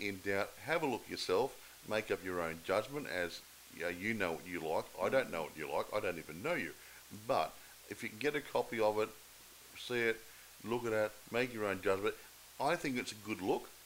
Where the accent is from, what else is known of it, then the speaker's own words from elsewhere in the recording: Australia; I'm not English. Uh, I'm Australian